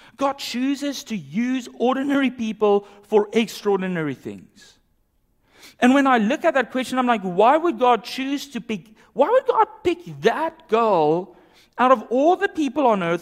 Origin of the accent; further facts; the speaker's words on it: South Africa; moved away; growing up in South Africa